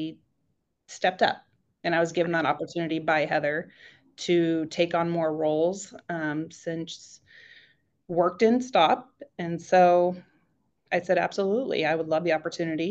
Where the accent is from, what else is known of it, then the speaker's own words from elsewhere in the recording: Sacramento, California, United States; moved away as an adult; now in Maple Valley, United States; I'm originally from Sacramento, California